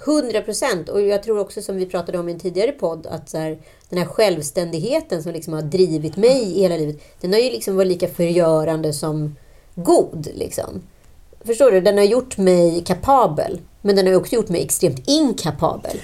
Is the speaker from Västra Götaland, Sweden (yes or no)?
no; Örebro, Örebro County, Sweden; Vi är ju örebroare